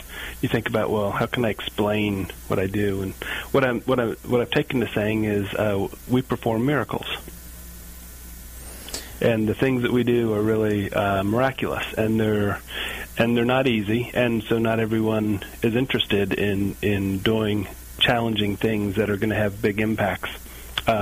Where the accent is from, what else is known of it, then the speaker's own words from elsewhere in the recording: Kentucky, United States; moved away as an adult; I'm from Kentucky, I had an opportunity to return, live close to my parents